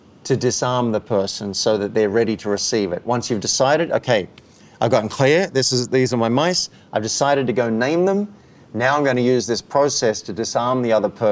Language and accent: English; Cessnock, New South Wales, Australia; moved away as an adult; also born or lived in Park Avenue, New York; You're like me growing up in Australia